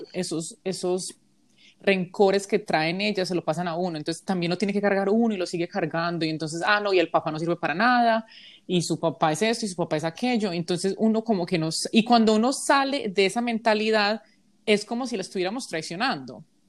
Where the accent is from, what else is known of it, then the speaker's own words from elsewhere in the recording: Colombia; now in United States; yo soy una colombiana